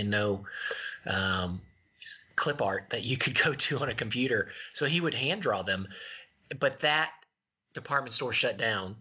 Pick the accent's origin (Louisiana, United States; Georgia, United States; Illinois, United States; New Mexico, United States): Louisiana, United States; also born or lived in Colorado; we moved back to Louisiana from Colorado, obviously being in the same state as Mama and Papa put us in the vicinity of them.